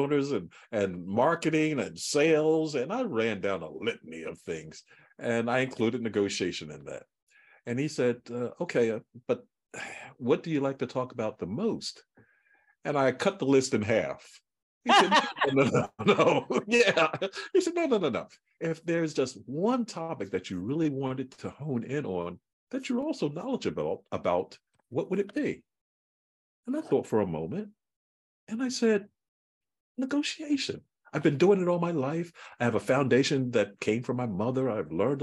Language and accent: English; Philadelphia, Pennsylvania, United States; I grew up in Philadelphia, North Philadelphia